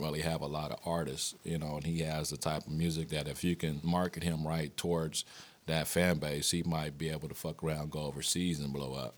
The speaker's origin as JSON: {"language": "English", "town": "Wichita", "region": "Kansas", "country": "United States", "tie": "born or raised there", "moved": "yes", "said": "I grew up on both the north and the south side"}